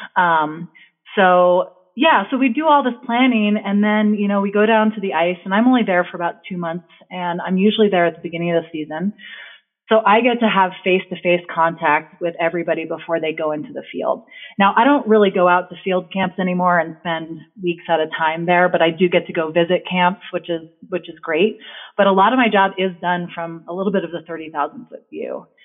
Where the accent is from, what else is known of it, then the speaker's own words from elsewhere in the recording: New Jersey, United States; now in Victor, United States; I grew up in New Jersey